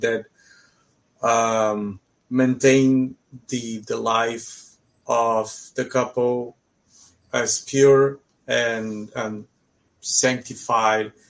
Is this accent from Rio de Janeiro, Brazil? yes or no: no; São Paulo, Brazil; moved away as an adult; also born or lived in Israel; I grew up in a Jewish neighborhood in São Paulo in Brazil.